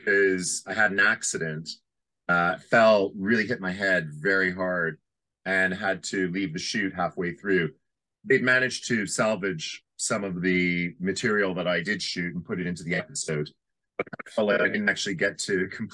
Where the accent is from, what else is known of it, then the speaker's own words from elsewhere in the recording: Canada; I remember being a very young boy and growing up in Canada